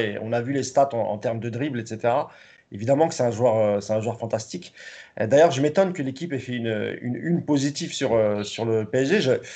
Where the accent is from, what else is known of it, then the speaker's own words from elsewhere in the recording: France; nous sommes français